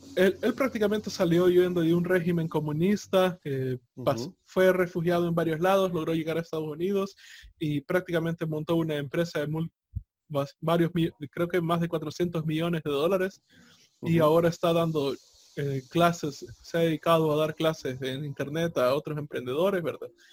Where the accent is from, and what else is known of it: El Salvador